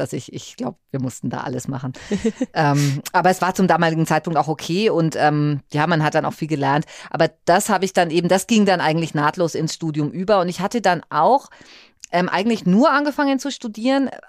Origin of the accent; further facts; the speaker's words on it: Fürth district, Bavaria, Germany; also born or lived in Böblingen / Nuremberg; ich ähm, selbst bin ja ursprünglich aus dem Landkreis Fürth gekommen